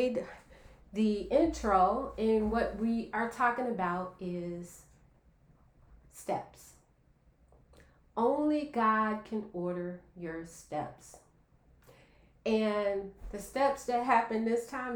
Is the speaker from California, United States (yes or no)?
no; Chicago, Illinois, United States; I was growing up in Chicago